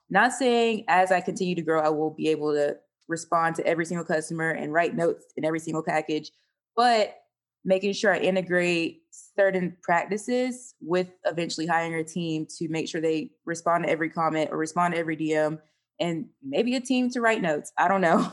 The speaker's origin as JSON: {"language": "English", "town": "Panama City", "region": "Florida", "country": "United States", "also_born_or_lived": "Orlando, Florida", "said": "I'm actually from North Florida, Panama City"}